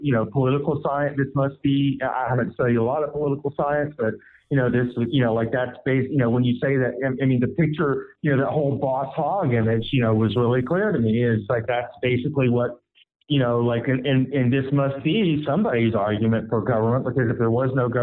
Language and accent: English; United States; I am an American, and I have had many jobs.